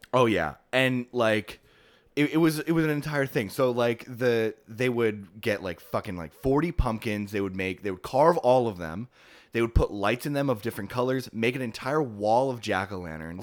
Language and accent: English; West Milford, New Jersey, United States; moved away; my hometown of West Milford, New Jersey